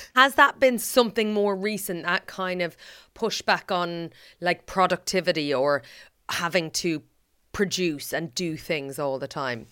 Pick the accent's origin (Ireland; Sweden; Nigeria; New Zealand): Ireland; As an Irish person